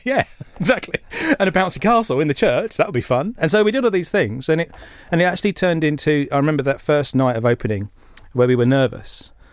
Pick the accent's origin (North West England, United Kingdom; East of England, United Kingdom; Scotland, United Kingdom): East of England, United Kingdom; Essex; we grew up in Essex